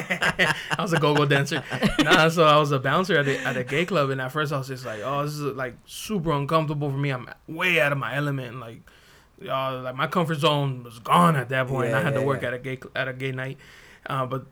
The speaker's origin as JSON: {"language": "English", "region": "California", "country": "United States", "said": "I'm from California"}